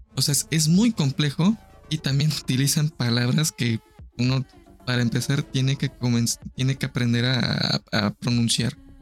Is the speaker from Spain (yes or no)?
no; Mexico; nuestro calendario mexica, zapoteco, maya